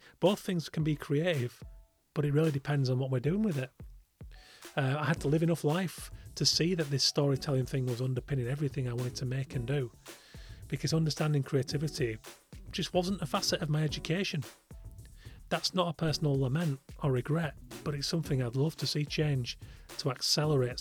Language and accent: English; Yorkshire and the Humber, United Kingdom; in the middle of nowhere where I grew up in West Yorkshire